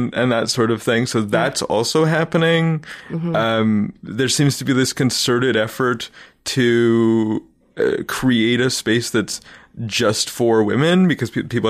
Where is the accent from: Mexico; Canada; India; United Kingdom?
Canada; Vancouver, British Columbia; was the comic shop on West 4th in Vancouver.